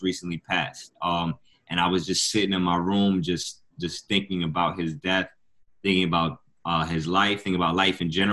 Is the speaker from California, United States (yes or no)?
no; Westchester County / Rockland County, New York, United States; also born or lived in Peekskill, New York / Bronx, New York; I grew up in Westchester County. Well, I'm originally, I was born in Rockland County